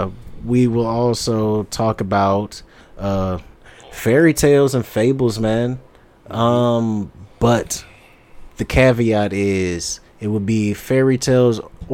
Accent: Ann Arbor, Michigan, United States; also born or lived in Ypsilanti; I'm born and raised Ann Arbor, Ypsilanti

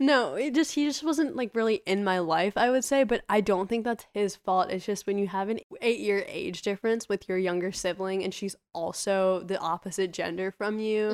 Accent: United States; first generation American

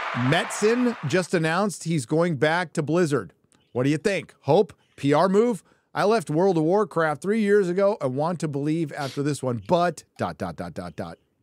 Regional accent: California, United States; I'm Californian. What can I say? I was born there.

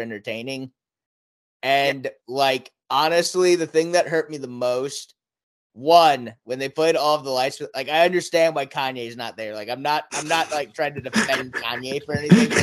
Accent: Wamego, Kansas, United States

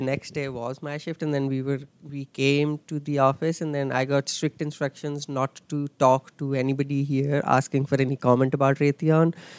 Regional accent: Delhi, India; moved away as an adult; I'm I'm from Delhi in uh, India.

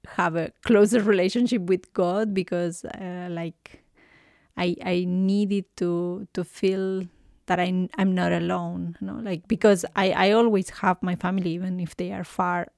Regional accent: Buenos Aires, Argentina; English is a second language; moved away as an adult; now in Canada; I was born in Argentina, in Buenos Aires

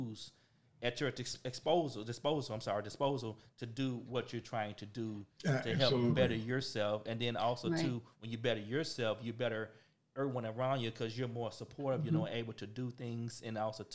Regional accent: Arkansas, United States; now in Texas, United States; I'm from Arkansas

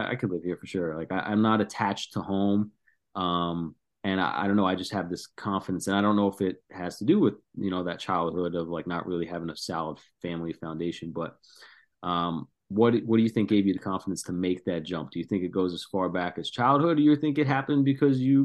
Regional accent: New Jersey, United States; We grew up in New Jersey

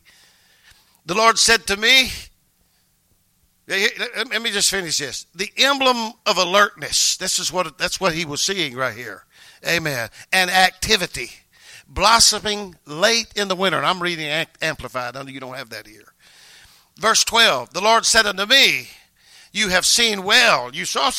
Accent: North Louisiana, United States; moved away as an adult; now in Maryland, United States; we're both from North Louisiana.

